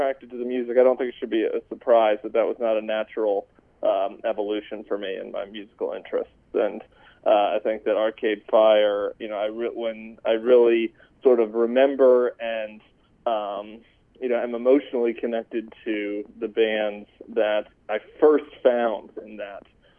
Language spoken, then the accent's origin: English; Colorado, United States; I'm from Colorado